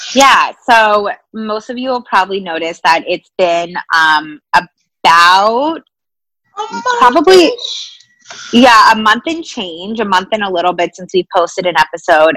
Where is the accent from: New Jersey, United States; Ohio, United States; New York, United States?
New York, United States; New York City; as a New Yorker